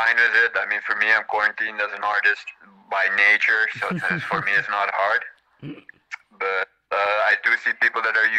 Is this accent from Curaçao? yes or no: yes; Curaçao; Curaçao, friend of Bijan.